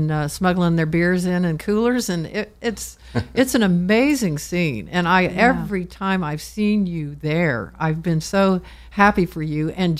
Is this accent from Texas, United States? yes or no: yes; Texas, United States; I'm a Texan and I have been to South by Southwest, I've traveled to Austin since I was a kid dancing in roadhouses with my family.